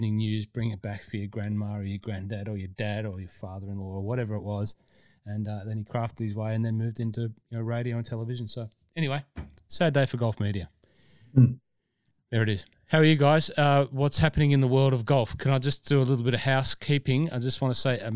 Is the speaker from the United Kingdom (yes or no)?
yes; Scotland, United Kingdom; now in Australia; as a Scottish person in Australia, the Scottish accent always stood out